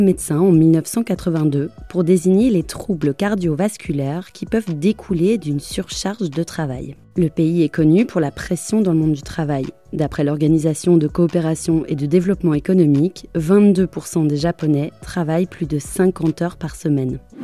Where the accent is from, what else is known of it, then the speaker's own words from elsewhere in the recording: France; chez nous en France